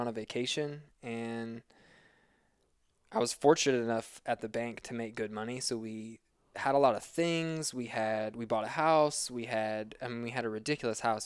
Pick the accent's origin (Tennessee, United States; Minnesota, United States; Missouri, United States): Missouri, United States; moved away as an adult; now in Boulder, United States; I'm a certified personal trainer and competitive trail runner living in Boulder, Colorado, but I am originally from Missouri